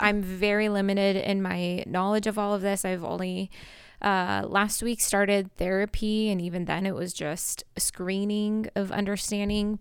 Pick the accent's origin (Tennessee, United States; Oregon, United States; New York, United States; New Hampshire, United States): Oregon, United States; Portland; I'm actually from Portland